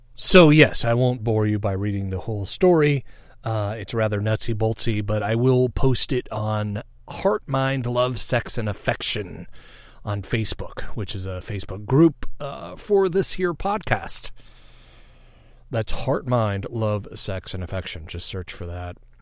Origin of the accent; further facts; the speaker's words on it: United States; I'm American